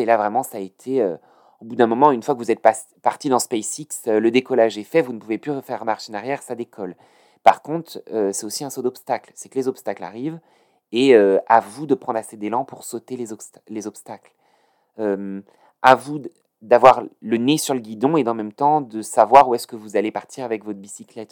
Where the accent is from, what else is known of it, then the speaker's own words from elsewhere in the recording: France; now in Paris, France; j'ai grandi en banlieue.